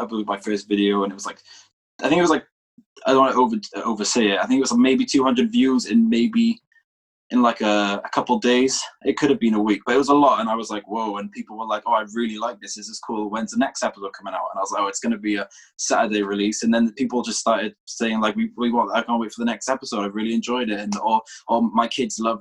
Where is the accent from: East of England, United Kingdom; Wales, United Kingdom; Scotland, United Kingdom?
Wales, United Kingdom; I'm from Wales, United Kingdom.